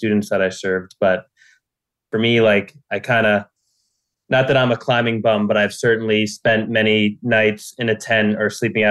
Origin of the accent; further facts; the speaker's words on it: Jersey City, New Jersey, United States; So I was born and raised in New Jersey. And I've spent most of my life in Jersey City